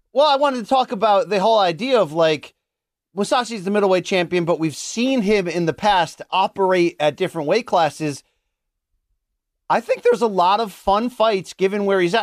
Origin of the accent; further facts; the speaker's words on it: United States; as American